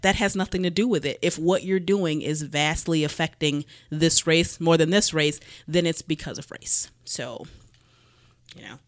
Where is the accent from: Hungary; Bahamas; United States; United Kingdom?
United States; Cleveland, Ohio; growing up in Cleveland